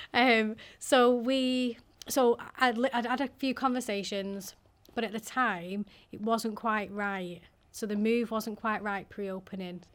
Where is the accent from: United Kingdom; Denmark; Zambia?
United Kingdom; Manchester, North West England; also born or lived in Liverpool; I'm from Manchester